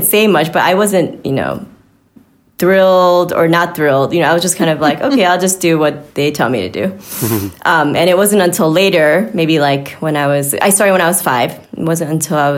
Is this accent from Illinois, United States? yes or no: yes; Chicago, Illinois, United States; also born or lived in New York City / Boston / Miami; now in Kansas City, United States; I'm actually from Chicago